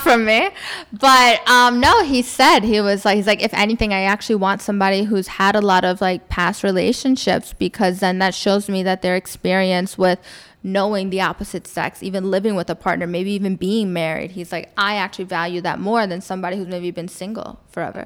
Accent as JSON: {"language": "English", "region": "New York", "country": "United States", "tie": "born or raised there", "also_born_or_lived": "Florida / Indiana", "first_language": "English", "moved": "as an adult", "lives_now": "Dubai, United Arab Emirates", "said": "I was born in Florida, but I grew up in New York"}